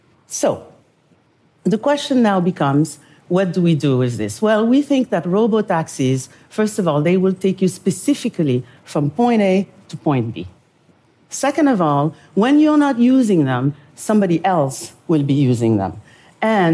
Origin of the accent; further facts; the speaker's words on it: Senegal; moved away; also born or lived in Paris, France; I am from Senegal, West Africa.